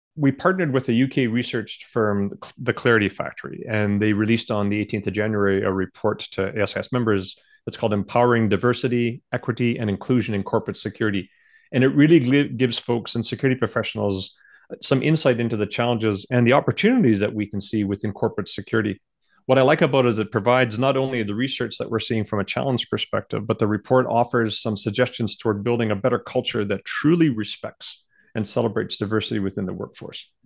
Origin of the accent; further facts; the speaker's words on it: Canada; I do feel honored being one of the, you know, one of the very few Canadians